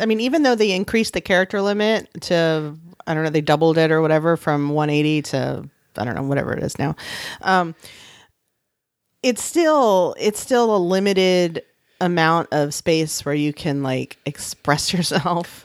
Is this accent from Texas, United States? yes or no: yes; San Antonio, Texas, United States; my hometown of San Antonio